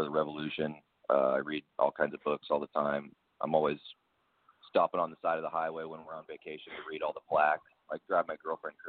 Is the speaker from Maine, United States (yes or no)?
no; Portland, Oregon, United States; also born or lived in Winter Park, Florida; Well, I grew up, like I said, in the Portland, Oregon area. I'm actually originally from Florida.